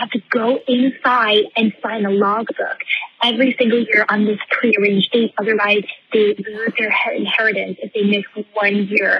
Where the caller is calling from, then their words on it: New Jersey, United States; I'm calling from New Jersey.